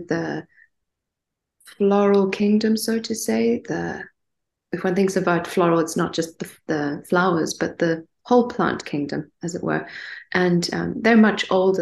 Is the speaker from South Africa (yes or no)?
yes; Stellenbosch, Western Cape, South Africa; also born or lived in Johannesburg, South Africa; I grew up in Stellenbosch in the Western Cape